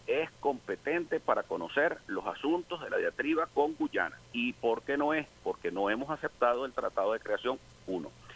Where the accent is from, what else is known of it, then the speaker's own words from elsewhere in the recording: Venezuela; yo soy más venezolano y más demócrata antes que ser opositor al gobierno